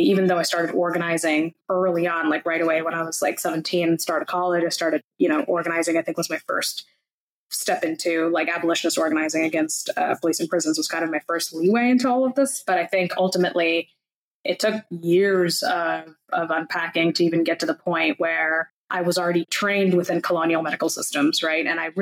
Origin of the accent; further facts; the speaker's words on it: India; I was born in India